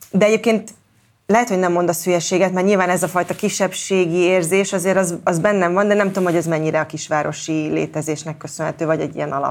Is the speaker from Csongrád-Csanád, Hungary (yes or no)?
yes; Mórahalom, Csongrád-Csanád, Hungary; born or raised there